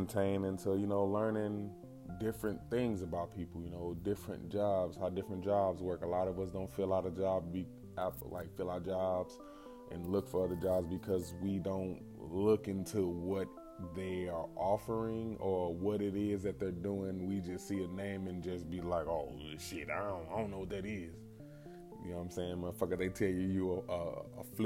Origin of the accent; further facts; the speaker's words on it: St. Louis, Missouri, United States; also born or lived in Tennessee; now in Tulsa, United States; I'm from St. Louis, mostly raised, born in Tennessee